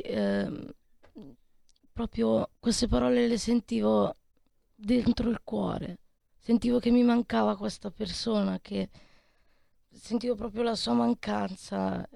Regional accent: Giussano, Lombardy, Italy; Io sono di Paina di Giussano

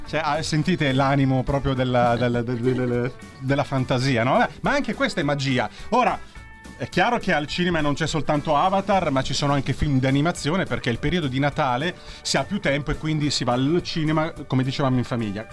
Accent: Southern Italy, Italy; io che sono terrone

